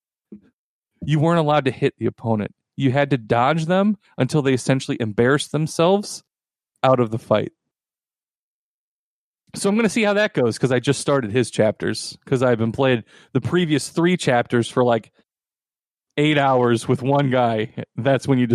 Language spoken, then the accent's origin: English; United States; I am an American white man